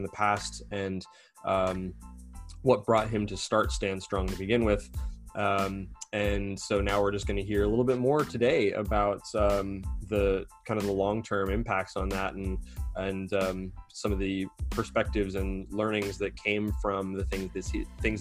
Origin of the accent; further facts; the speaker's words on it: San Antonio, Texas, United States; when I was growing up down here in San Antonio